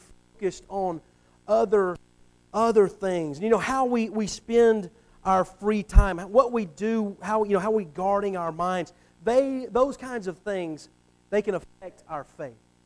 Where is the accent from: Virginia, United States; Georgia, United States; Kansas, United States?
Georgia, United States; Atlanta; also born or lived in Alabama / Panama City, Florida; I grew up in the Atlanta area.